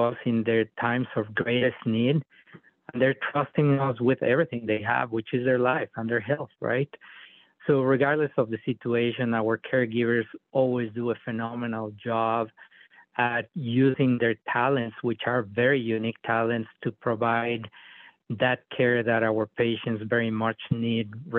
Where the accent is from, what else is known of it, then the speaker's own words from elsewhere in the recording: Mexico City, Mexico; moved away as an adult; also born or lived in North Dakota; now in United States; I was born in Mexico City. I was raised in a very poor area of the city